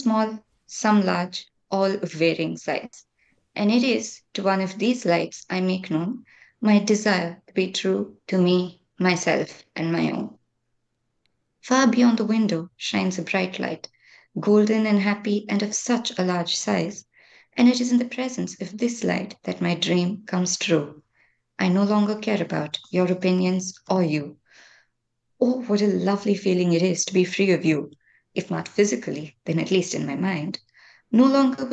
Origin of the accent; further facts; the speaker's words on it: Chennai, Tamil Nadu, India; I'm from Chennai